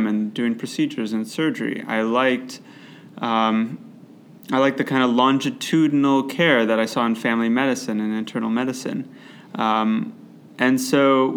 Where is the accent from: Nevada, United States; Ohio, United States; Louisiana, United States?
Ohio, United States; Cleveland; also born or lived in Chicago, Illinois / Boston, Massachusetts; I grew up in Cleveland, Ohio